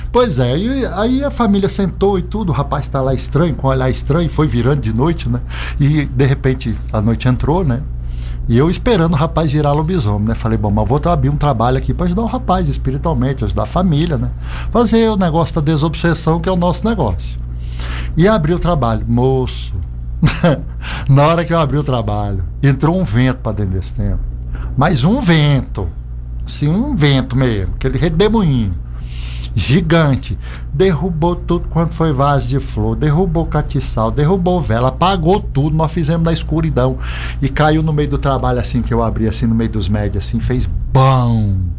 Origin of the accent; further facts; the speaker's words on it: Brasília, Federal District, Brazil; now in Alto Paraíso, Brazil; Eu sou brasiliense de nascença, filho de servidores públicos